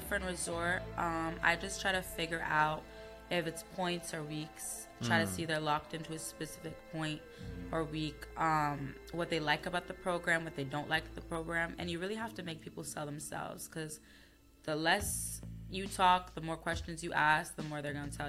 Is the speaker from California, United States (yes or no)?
no; Queens, New York, United States; So I'm originally from Queens, New York.